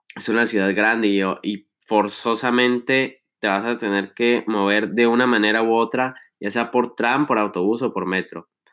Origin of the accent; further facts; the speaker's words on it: Chihuahua, Mexico; moved away as an adult; now in Milan, Italy; nuestro rancho, de los que sean de aquí